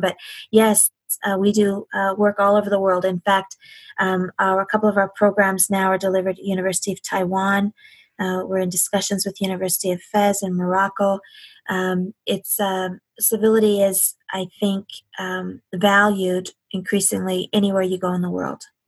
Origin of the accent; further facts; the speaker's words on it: Canada; as a Canadian